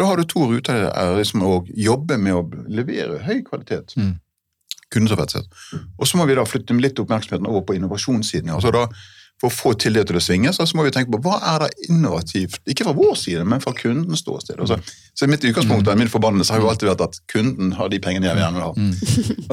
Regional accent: Hardanger, Vestland, Norway; i Hardanger, der jeg kommer fra.

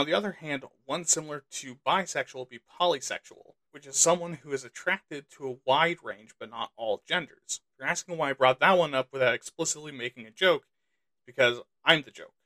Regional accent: United States; I'm American

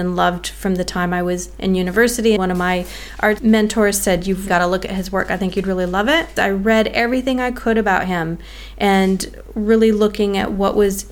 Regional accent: United States; now in Australia; as an American living in Australia

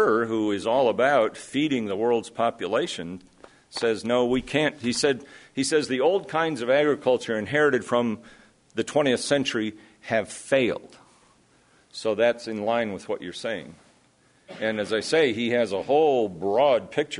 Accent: Iowa, United States; I come from Iowa, where selection, not genetic engineering, but selection has always been part of the story

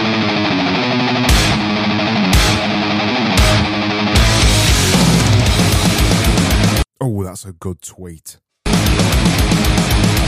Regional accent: Barnsley, Yorkshire and the Humber, United Kingdom; accent: Barnsley; my Barnsley accent

